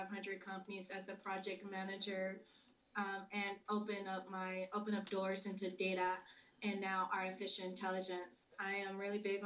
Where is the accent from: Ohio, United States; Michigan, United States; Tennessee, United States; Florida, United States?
Tennessee, United States; Memphis; moved away as an adult; now in Minneapolis, United States; If you wonder where the accent is from, it's from Memphis. I'm from Memphis, Tennessee. I came here in Minneapolis here in 2018.